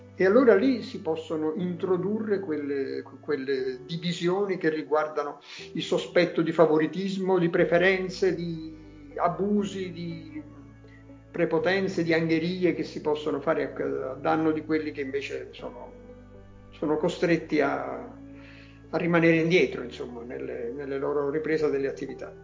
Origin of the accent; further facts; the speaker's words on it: Naples, Campania, Italy; first language Neapolitan; Italian is a second language; Io sono nato a Napoli